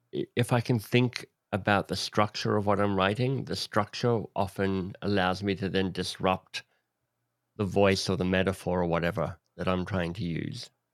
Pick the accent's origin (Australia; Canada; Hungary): Australia; I don't wanna live in England 'cause I'm Australian